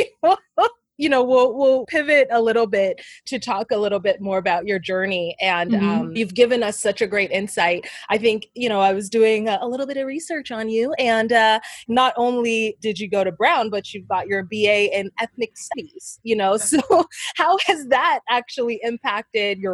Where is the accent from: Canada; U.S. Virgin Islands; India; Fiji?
Canada; Toronto, Ontario; now in Harlem, United States; I'm from Toronto